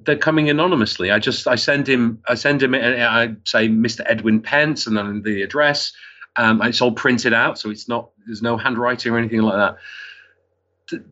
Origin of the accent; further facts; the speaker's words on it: Wigan, North West England, United Kingdom; also born or lived in Liverpool; I was born in Liverpool and I, I grew up in Wigan